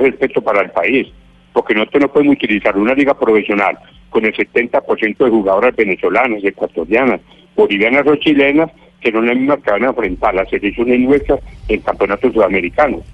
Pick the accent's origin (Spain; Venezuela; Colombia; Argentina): Colombia